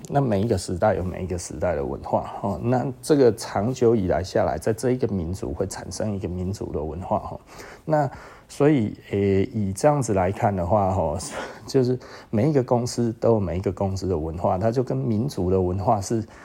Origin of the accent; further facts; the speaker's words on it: Taiwan; 我们台湾人